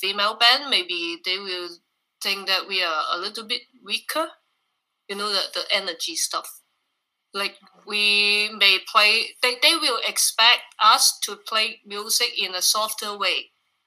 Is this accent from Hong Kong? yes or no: yes; Hong Kong; moved away as an adult; now in Taiwan; we are a band from Hong Kong.